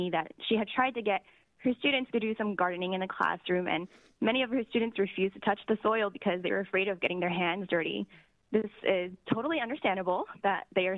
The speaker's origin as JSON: {"language": "English", "town": "San Francisco", "region": "California", "country": "United States", "tie": "born or raised there", "said": "I grew up in the Portola, and much of my family still lives there"}